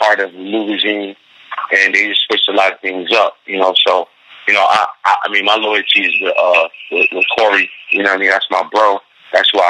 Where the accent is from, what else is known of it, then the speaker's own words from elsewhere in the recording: Syracuse, New York, United States; now in Buffalo, United States; I grew up in Syracuse, that's where I'm born and raised